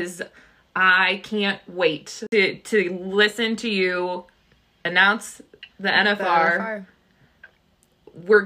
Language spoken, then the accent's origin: English; Iowa, United States; we're from Iowa